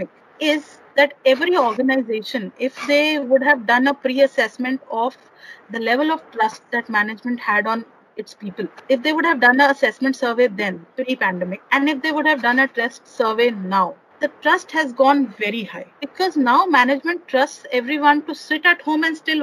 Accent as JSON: {"language": "English", "region": "Chandigarh", "country": "India", "said": "I'm basically from Chandigarh."}